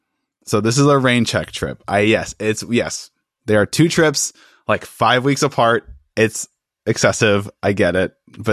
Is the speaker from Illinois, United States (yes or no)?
yes; Chicago, Illinois, United States; now in Ohio, United States; I grew up in Chicago, which is like, hablo español bien, más o menos. Necesito más practicar. My Spanish has gone to shit since I moved to Ohio